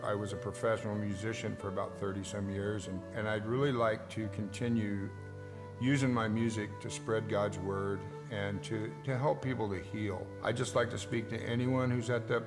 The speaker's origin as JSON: {"language": "English", "town": "Eugene", "region": "Oregon", "country": "United States", "tie": "born or raised there", "said": "I was born in Eugene, and... lived here all my life"}